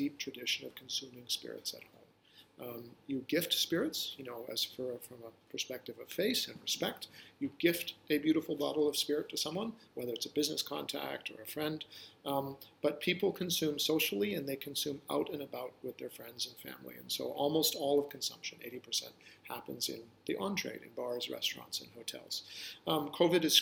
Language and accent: English; West Coast of Canada, Canada; moved away as an adult; also born or lived in New York City, United States; I grew up in the West Coast of Canada when the environmental movement was born.